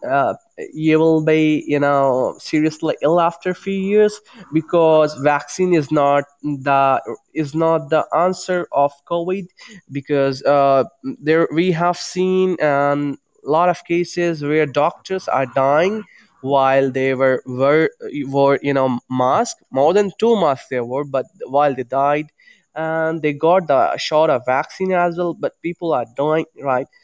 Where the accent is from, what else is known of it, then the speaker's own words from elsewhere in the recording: India; I'm from India